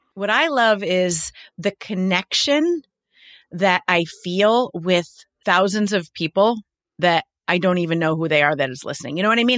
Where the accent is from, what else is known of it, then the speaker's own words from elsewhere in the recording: New York, United States; I'm a New Yorker